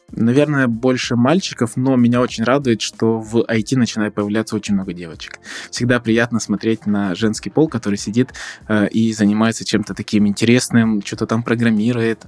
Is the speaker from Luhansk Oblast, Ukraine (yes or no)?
no; Odesa, Odesa Oblast, Ukraine; Я учился в Одесском политехническом университете, так как родом я из Одессы